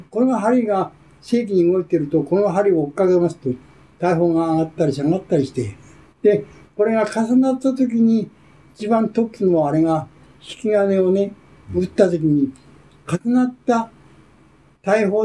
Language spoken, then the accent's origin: Japanese; Nagaoka, Niigata, Japan; also born or lived in Asakusa, Tokyo; now in Sayama, Japan; 私は新潟県ですからね。はい、新潟県の長岡という町